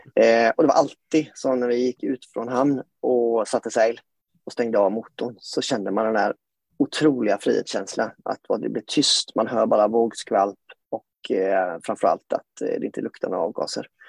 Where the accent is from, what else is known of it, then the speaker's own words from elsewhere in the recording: Gothenburg, Västra Götaland, Sweden; now in Tønsberg, Norway; jeg er som dere hører svensk, kanskje. Jeg er født og oppvokst eh, i Göteborg, på vestkysten